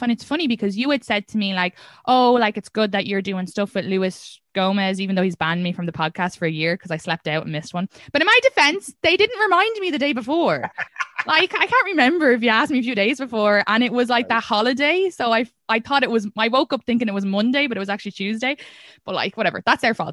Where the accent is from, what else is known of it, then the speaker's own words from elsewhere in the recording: Ireland; first language English; moved away as an adult; now in United States; I'm from Ireland